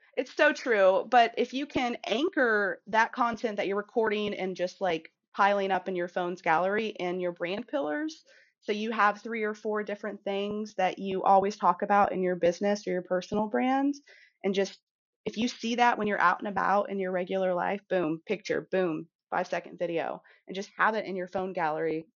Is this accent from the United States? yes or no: yes; Kansas City, Missouri, United States; I'm from Kansas City